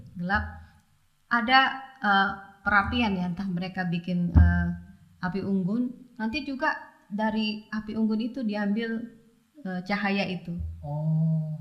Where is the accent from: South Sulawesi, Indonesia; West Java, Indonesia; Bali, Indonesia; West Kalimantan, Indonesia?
West Kalimantan, Indonesia; Pontianak; moved away; di kampung ya. Di Pontianak dulu masa saya masih kecil tahun 80-an